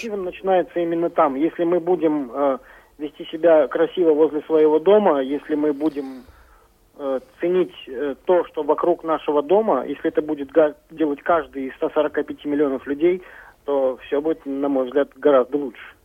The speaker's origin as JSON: {"language": "Russian", "country": "Kazakhstan", "tie": "born or raised there", "moved": "yes", "lives_now": "Kaliningrad, Russia", "said": "Я сам родился в Казахской ССР"}